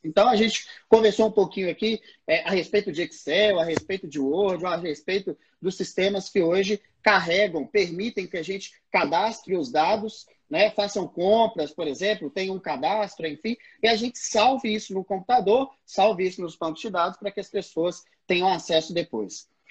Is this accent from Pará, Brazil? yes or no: no; Belo Horizonte, Minas Gerais, Brazil; eu sou aqui de Belo Horizonte, já rodei esse mundão aí já, no Brasil inteiro também.